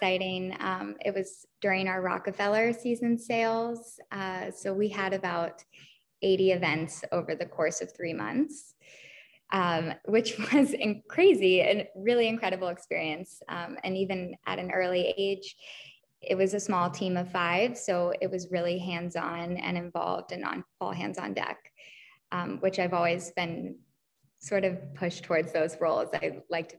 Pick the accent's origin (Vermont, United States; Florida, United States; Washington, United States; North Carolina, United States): North Carolina, United States; Charlotte; moved away as an adult; also born or lived in Sewanee, Tennessee; now in New York, United States; I'm from Charlotte, North Carolina.